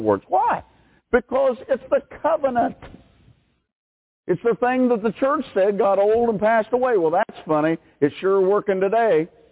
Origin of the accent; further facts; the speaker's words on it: United States; American people